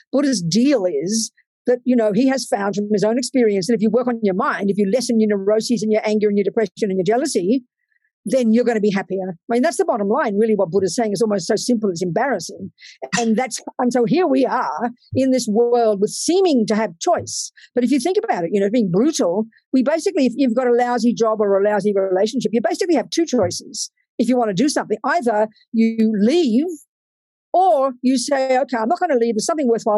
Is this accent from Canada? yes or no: no; Australia; moved away as an adult; also born or lived in California; I came to America, and I'm from Australia